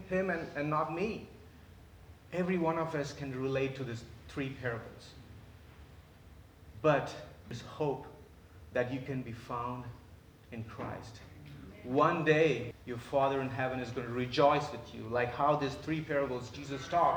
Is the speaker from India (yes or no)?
yes; India; moved away as an adult; I was born and raised in India